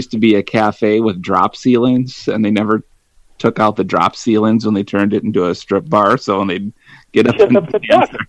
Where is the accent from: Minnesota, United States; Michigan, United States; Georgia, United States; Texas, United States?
Minnesota, United States; Hector; my hometown of Hector. City of Cosmos, which sounds like it's very aerial and space-minded, and it's just a piece of shit town.